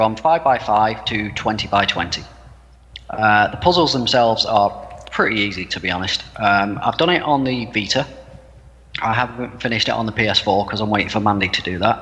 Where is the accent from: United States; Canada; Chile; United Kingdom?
United Kingdom; I'm British.